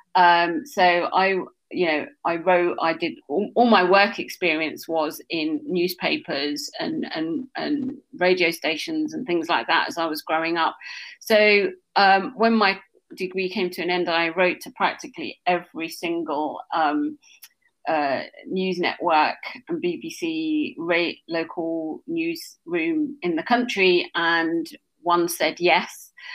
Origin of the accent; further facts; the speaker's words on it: Essex, East of England, United Kingdom; I was born in Essex